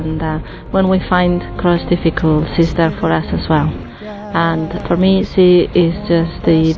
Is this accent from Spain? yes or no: yes; Spain; I'm from Spain.